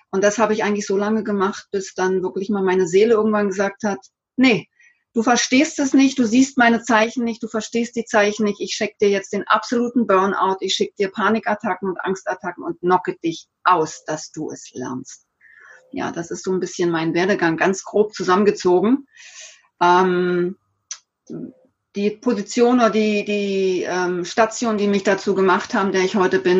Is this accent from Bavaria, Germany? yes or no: no; Bad Überkingen, Baden-Württemberg, Germany; Ich hab, war ein typischer Pendler zwischen meinem Heimatort äh, hier in Bad Überkingen und Stuttgart